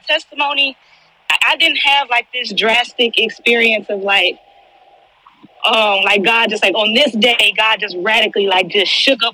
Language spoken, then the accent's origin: English; Houston, Texas, United States; I live in Houston, born and raised in Houston